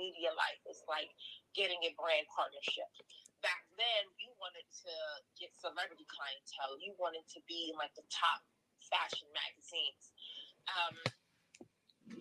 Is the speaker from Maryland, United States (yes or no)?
yes; Baltimore, Maryland, United States; moved away as an adult; also born or lived in Brooklyn, New York / Panama (parents); My family and I moved to Baltimore, and that's where I was raised. So Baltimore is definitely my hometown.